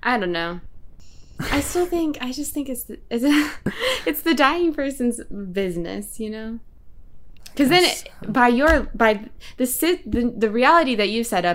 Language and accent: English; Oklahoma, United States; I can't enunciate because I'm from Oklahoma